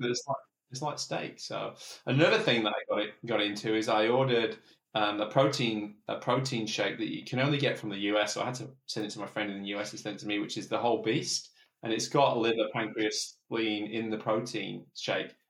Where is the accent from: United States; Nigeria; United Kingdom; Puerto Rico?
United Kingdom; England; I'm English